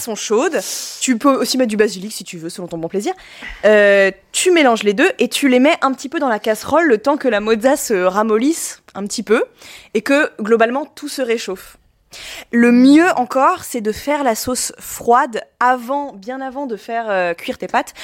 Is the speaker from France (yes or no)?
no; Italy; je suis italienne